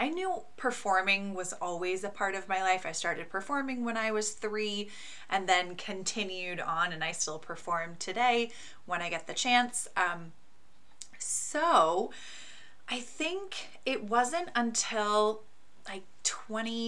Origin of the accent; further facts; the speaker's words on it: Pacific Northwest, United States; I grew up in the Pacific Northwest in a very hippie family